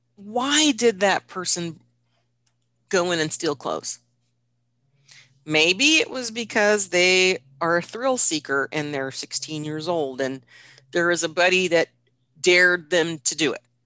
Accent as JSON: {"language": "English", "region": "Washington", "country": "United States", "tie": "born or raised there", "said": "Washington, which is my home state"}